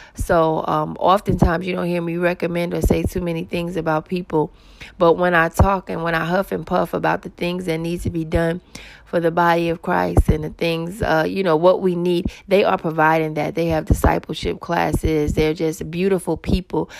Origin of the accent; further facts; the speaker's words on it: New York City, New York, United States; I'm originally from Queens, New York